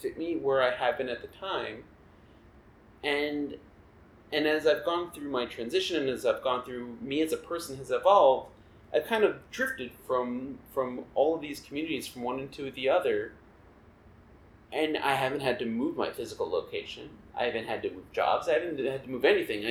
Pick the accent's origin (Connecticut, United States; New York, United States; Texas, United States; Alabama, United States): New York, United States; Long Island; moved away as an adult; also born or lived in Kingston, Pennsylvania; I grew up on Long Island, which is not far out from New York. You know, I grew up 45 minutes outside the city